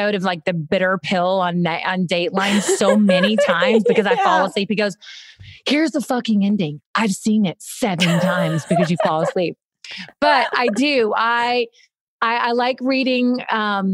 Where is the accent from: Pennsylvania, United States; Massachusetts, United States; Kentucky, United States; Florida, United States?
Kentucky, United States; I went to Kentucky. I walked to my local elementary school